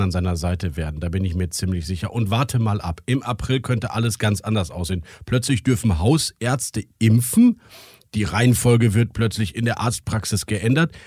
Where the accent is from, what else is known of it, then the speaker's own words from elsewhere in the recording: Rhineland, Germany; ich als Rheinländer, der so grundoptimistisch ist